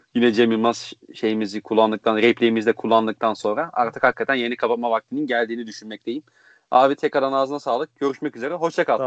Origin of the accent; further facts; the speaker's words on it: Konya, Turkey; now in Belgium; Konyalı olduğumu